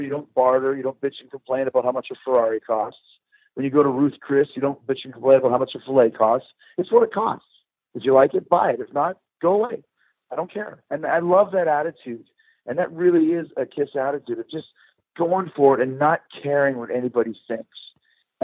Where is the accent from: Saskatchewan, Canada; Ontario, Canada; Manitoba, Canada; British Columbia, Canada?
Manitoba, Canada; Winnipeg; 16 years old, growing up in Winnipeg, Canada